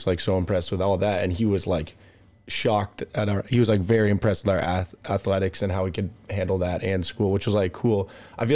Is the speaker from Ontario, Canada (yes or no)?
yes; Toronto, Ontario, Canada; moved away; also born or lived in California; I guess I'm from Toronto, Ontario, but I guess Canada for you guys. But my family lives in California now, so that's kind of home